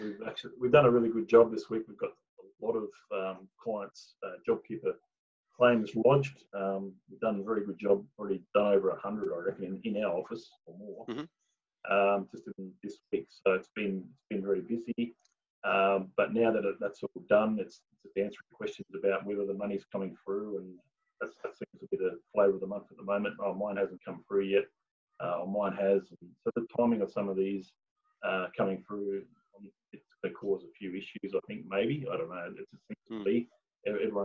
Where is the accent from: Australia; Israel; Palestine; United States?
Australia; Tasmania; moved away; I was born and bred in Tasmania